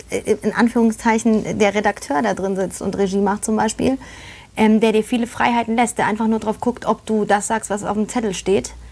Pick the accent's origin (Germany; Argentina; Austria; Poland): Poland; born there; weil man muss dazu sagen, ähm, ich bin ja in Polen geboren.